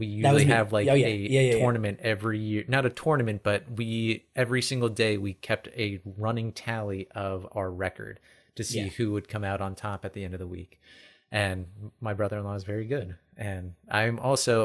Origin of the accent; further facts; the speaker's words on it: Eastern Pennsylvania, United States; I grew up in Eastern Pennsylvania